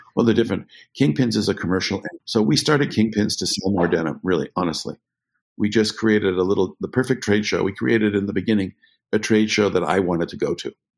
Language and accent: English; Canada; I grew up in Canada